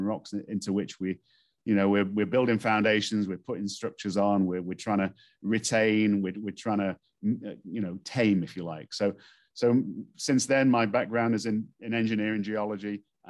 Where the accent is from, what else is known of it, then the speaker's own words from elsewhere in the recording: Stoke-on-Trent, West Midlands, United Kingdom; But I grew up in England, in a place called Stoke-on-Trent, which is a coal mining community in the north part of England.